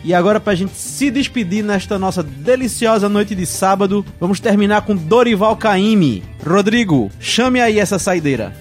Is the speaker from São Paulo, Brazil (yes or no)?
no; Bahia, Brazil; eu sou baiano